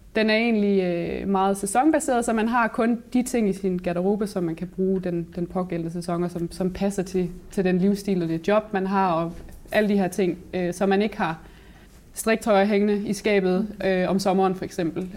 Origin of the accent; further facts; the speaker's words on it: Aabenraa, Southern Denmark, Denmark; now in Vojens, Denmark; Jeg kommer oprindeligt fra Åben Rå